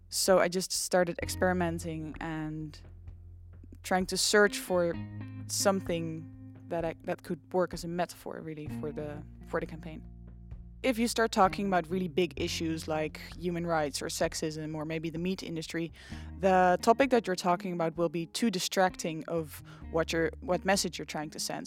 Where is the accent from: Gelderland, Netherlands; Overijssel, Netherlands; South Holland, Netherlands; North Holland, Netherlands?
Gelderland, Netherlands; Nijmegen; I'm from Nijmegen